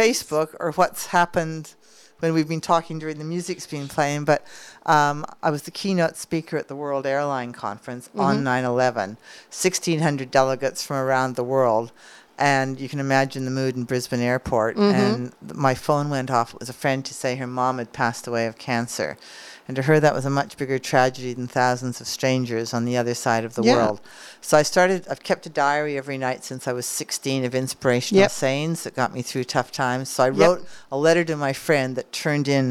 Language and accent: English; Calgary, Alberta, Canada; moved away as an adult; also born or lived in United States; now in Australia; Growing up in Calgary, Alberta